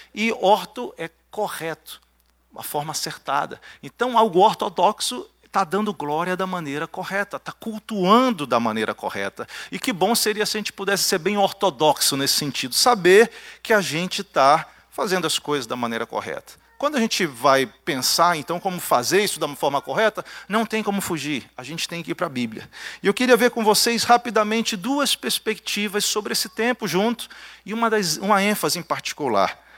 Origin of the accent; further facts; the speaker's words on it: Belém, Pará, Brazil; o paraense, nós que somos lá de Belém